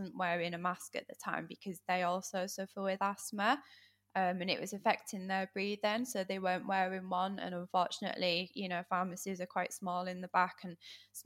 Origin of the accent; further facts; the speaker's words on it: Yorkshire and the Humber, United Kingdom; I'm from Yorkshire.